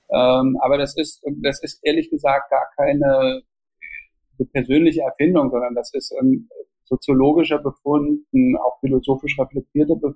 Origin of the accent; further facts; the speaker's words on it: East Germany, Germany; also born or lived in Austria / Switzerland; Ich bin in Anführungsstrichen systemisch nicht benachteiligt worden als Ostdeutscher, weder international, also in Österreich hat es überhaupt keine Rolle gespielt, in der Schweiz hat es überhaupt keine Rolle gespielt.